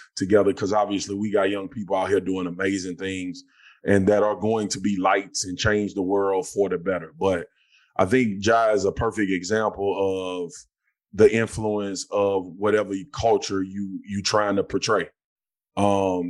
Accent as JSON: {"language": "English", "town": "Baton Rouge", "region": "Louisiana", "country": "United States", "tie": "born or raised there", "said": "I grew up in Scotlandville, Louisiana"}